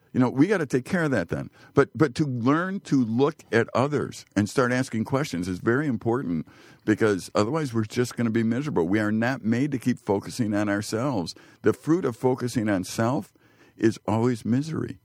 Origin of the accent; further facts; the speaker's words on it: Chicago, Illinois, United States; I grew up poor in Chicago